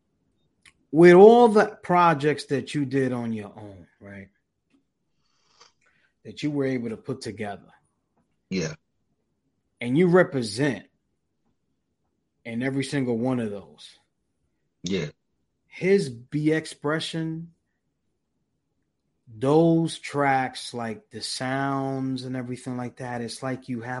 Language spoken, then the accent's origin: English; New York City, New York, United States; also born or lived in Manhattan; now in Philadelphia, United States; I'm from Brooklyn, New York